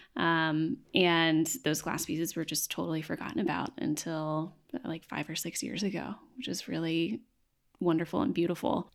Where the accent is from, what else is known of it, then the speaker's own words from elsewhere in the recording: Knoxville, Tennessee, United States; now in Nashville, United States; I grew up in Knoxville